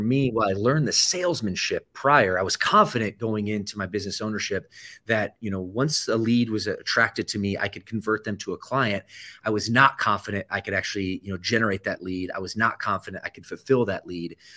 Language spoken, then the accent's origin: English; Michigan, United States; also born or lived in Atlanta, Georgia; I typically say I'm from the Midwest, which I grew up about ten years in the state of Michigan, that would be true, uh, my first ten years actually were spent in Atlanta, Georgia, a suburb